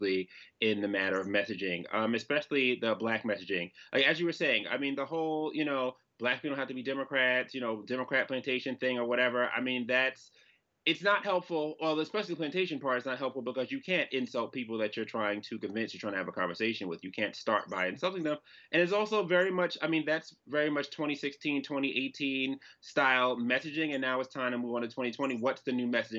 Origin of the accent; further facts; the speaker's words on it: New York City, New York, United States; I am from the Bronx